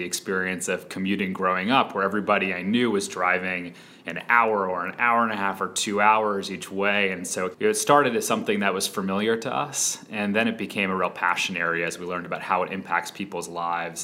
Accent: Atlanta, Georgia, United States; moved away as an adult; also born or lived in Philadelphia; we grew up in Atlanta

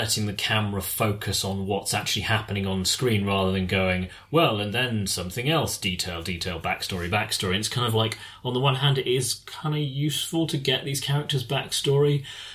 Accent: United Kingdom; as British people

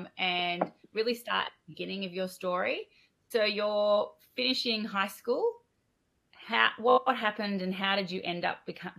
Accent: Australia; I'm your Australian dental hygiene host

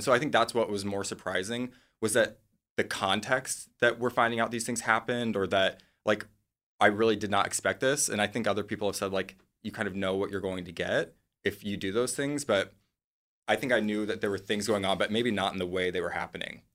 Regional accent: Midwest, United States; moved away; I'm from the Midwest

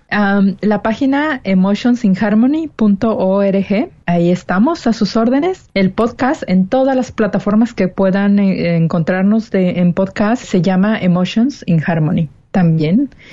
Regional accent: Mexico; moved away as an adult; now in California, United States; 33 años de mi vida fui solamente mexicana

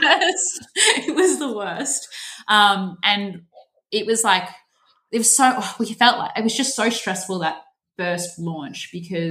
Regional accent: Melbourne, Victoria, Australia; I'm 28 and I'm from Melbourne

